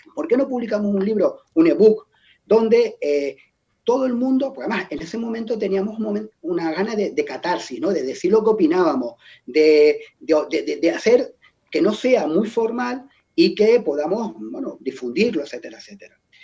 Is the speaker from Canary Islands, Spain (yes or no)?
yes; Tenerife, Canary Islands, Spain; Yo soy de Tenerife, lo, el insular es muy insular y el mar nos atrae bastante